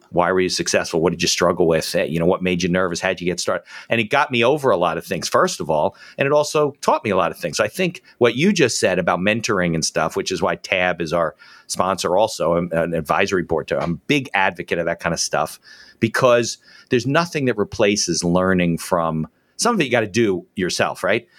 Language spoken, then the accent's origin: English; New Jersey, United States; growing up in Jersey